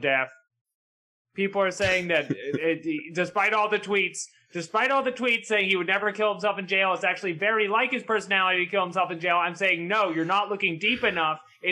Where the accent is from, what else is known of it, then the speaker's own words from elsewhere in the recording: Massachusetts, United States; I am from Massachusetts